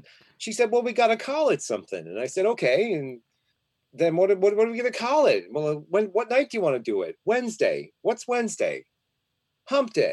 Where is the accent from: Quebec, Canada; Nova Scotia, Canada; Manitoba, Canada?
Nova Scotia, Canada; Glace Bay; moved away; I grew up in a very oppressed place. And if people are wondering where I came from, I came from Glace Bay, Nova Scotia, which was the coal mining town